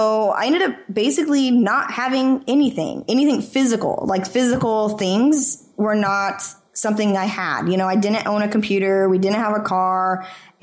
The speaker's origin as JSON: {"language": "English", "region": "Idaho", "country": "United States", "tie": "born or raised there", "also_born_or_lived": "California", "moved": "yes", "said": "I'm born and raised in Idaho."}